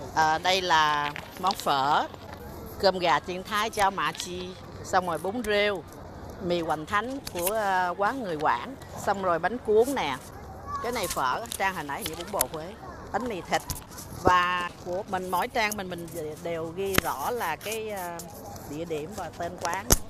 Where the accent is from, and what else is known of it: Vietnam; now in Taiwan